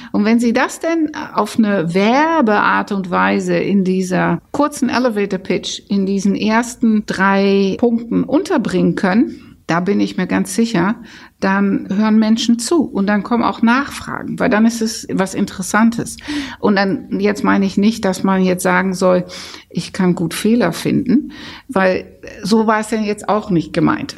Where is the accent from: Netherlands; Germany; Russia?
Netherlands; ich bin ja Holländer